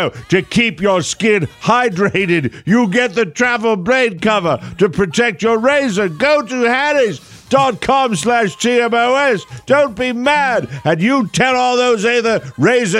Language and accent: English; Connecticut, United States; moved away; state of Connecticut, my home state. Shocking. Where I was born.